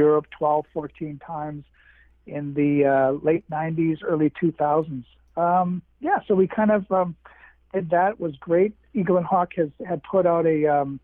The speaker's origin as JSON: {"language": "English", "town": "Winnipeg", "region": "Manitoba", "country": "Canada", "said": "I'm from Winnipeg, again, in Manitoba."}